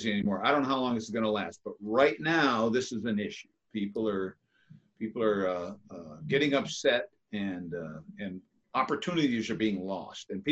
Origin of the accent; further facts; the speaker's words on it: Texas, United States; I'm from Texas, man.